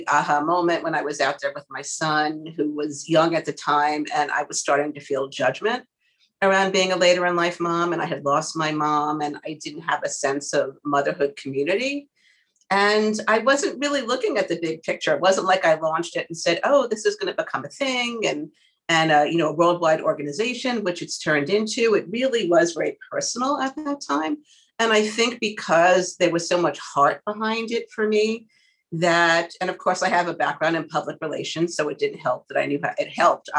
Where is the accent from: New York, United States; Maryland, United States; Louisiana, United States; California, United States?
New York, United States; New York City; I'm a Queens girl. I'm a New Yorker